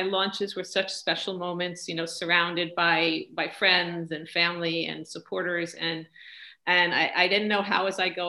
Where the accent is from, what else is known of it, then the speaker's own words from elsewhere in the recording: New York, United States; moved away as an adult; now in Montreal, Canada; I'm from New York